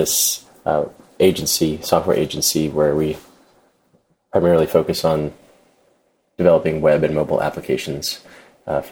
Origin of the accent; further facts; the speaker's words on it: Jacksonville, Florida, United States; also born or lived in Atlanta, Georgia; I'm from Florida, moved to Atlanta